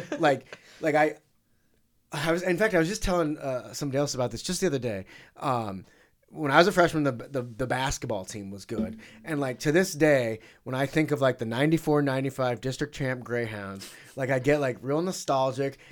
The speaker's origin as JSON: {"language": "English", "town": "St. Louis", "region": "Missouri", "country": "United States", "tie": "born or raised there", "said": "my hometown team"}